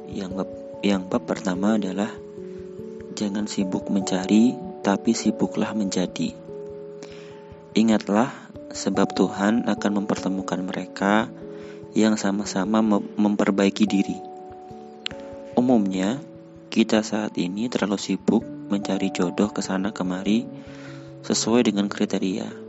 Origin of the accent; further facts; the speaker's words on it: South Kalimantan, Indonesia; born there; Aku lahir di Kalimantan Selatan